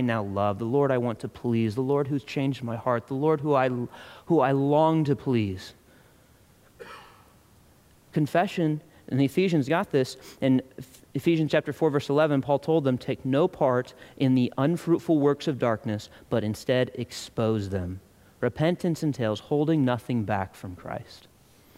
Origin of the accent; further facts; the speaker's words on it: United States; I'm an American